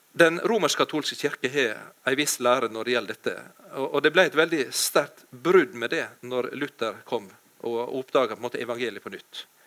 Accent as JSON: {"language": "Norwegian", "town": "Ålesund", "region": "Møre og Romsdal", "country": "Norway", "moved": "yes", "lives_now": "Jæren, Norway", "said": "jeg kommer fra Ålesund, Ellingsøya, men jeg har bodd i mange år på Jæren."}